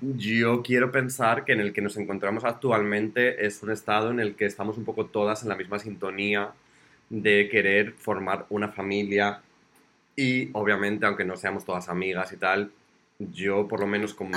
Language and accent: Spanish; Zamora, Castile and León, Spain; yo soy de Zamora